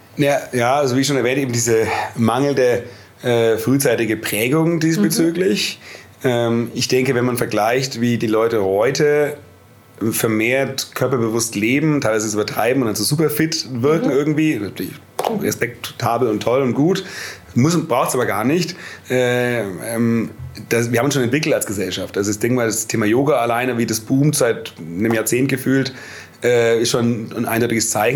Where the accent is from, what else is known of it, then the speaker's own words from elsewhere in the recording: Nuremberg, Bavaria, Germany; Heimatstadt Nürnberg